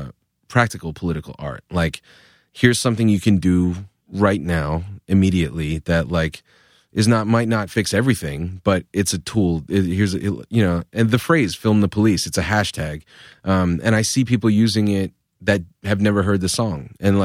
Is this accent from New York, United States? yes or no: no; Providence, Rhode Island, United States; I felt like my rap music is aggressive, bombastic shit because I'm from Providence.